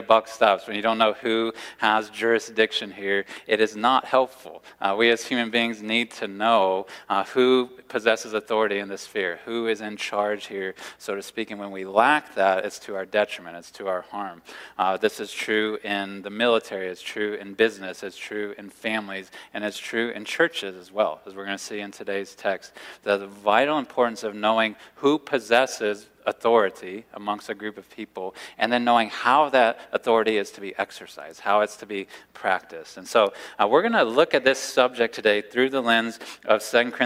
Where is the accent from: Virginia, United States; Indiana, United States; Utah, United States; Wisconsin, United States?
Indiana, United States; also born or lived in New Albany, Indiana / Louisville, Kentucky; We grew up in Indiana